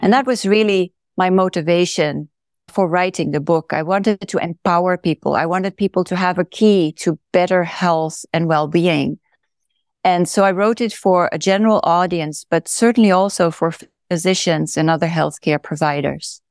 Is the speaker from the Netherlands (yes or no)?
yes; Netherlands; moved away as an adult; also born or lived in California; now in Oregon, United States; I am originally from the Netherlands, and that's where I went to medical school